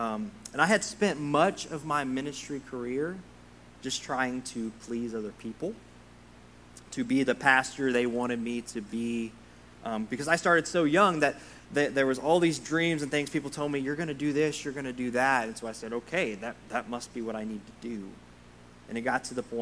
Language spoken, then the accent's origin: English; Sundown, Texas, United States; moved away as an adult; now in Kentucky, United States; I'm from a tiny little town in West Texas called Sundown, Texas